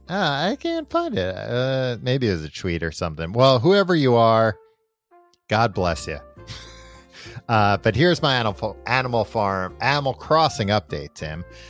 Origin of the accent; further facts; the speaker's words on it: New York, United States; growing up in New York